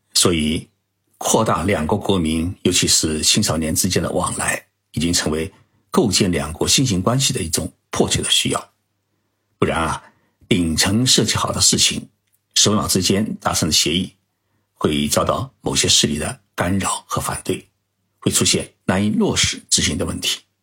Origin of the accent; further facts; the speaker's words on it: Zhoushan, Zhejiang, China; now in Tokyo, Japan; 我的老家呢是在浙江省舟山市